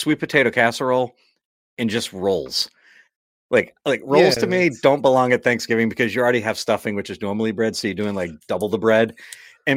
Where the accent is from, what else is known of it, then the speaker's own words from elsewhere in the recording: Massachusetts, United States; I'm from Massachusetts